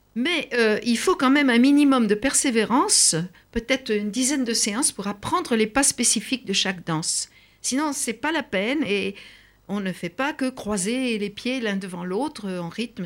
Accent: France; chez nous, en France

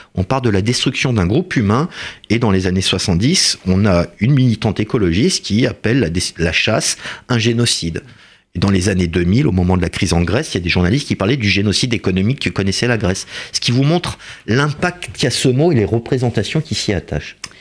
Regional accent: France; Nous sommes français

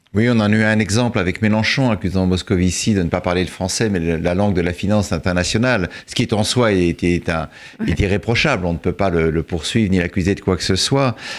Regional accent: France; en tant que Français

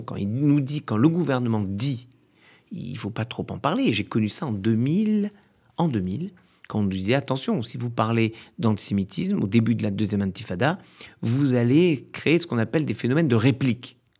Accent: France; L'immeuble dans lequel j'ai grandi à Orléville

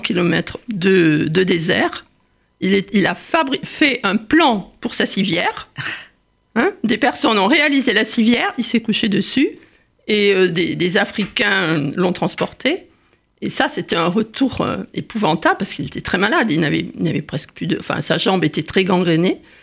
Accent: Saint-Quentin-de-Caplong, Nouvelle-Aquitaine, France; moved away; also born or lived in Paris; mon village natal, à saint quentin caplan en Gironde

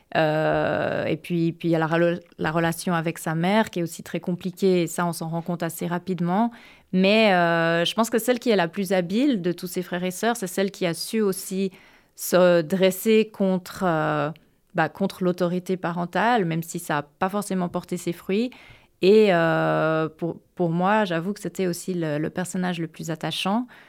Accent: Geneva, Switzerland; now in United States; Genève, qui est ma ville natale

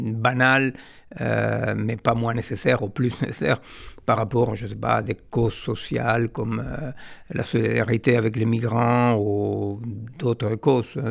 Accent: Argentina; moved away; je suis euh, né en Argentine d'une famille juive séfarade

